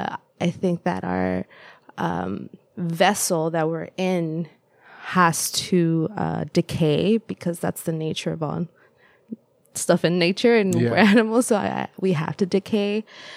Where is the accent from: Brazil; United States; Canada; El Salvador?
El Salvador; English is a second language; moved away; it was quite similar to the house that I grew up in El Salvador.